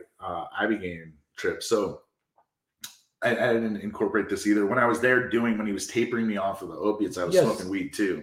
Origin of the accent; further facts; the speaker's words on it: New York City, New York, United States; I was from New York City too